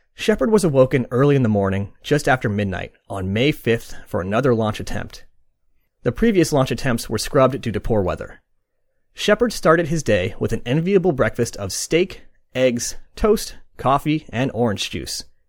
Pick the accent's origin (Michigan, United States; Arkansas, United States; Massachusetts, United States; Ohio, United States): Massachusetts, United States; Boston; I am from Boston, but I'm not going to attempt the accent.